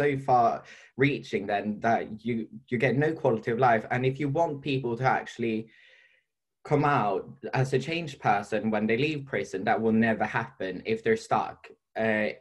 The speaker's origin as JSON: {"language": "English", "country": "Sweden", "moved": "yes", "lives_now": "United Kingdom", "said": "I'm from Sweden"}